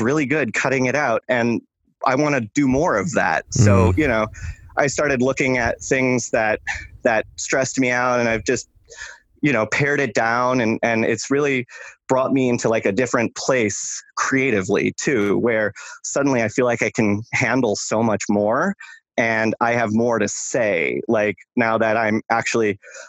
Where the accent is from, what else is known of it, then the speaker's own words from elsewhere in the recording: Michigan, United States; when I was in high school, I would walk 2 miles to school every day. And I'm from Michigan